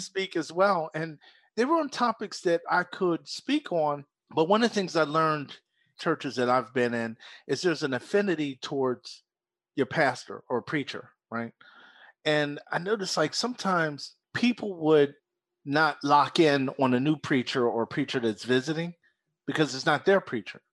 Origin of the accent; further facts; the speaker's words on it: Philadelphia, Pennsylvania, United States; moved away; also born or lived in South Jersey; born and raised in Philadelphia, but spent twenty-six years in South Jersey